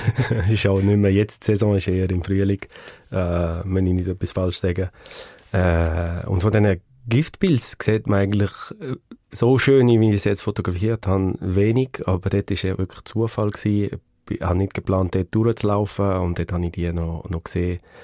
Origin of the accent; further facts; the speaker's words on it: Le Pâquier, Neuchâtel, Switzerland; in Le Bunione aufgewachsen, Bunione. das ist bei dem Skigebiet Bunione-Savanière auf dem Nordflanke vom, vom Chascal. Man kommt entweder von Neuenburg oder von Saint-Imier rauf. Äh, dort bin ich aufgewachsen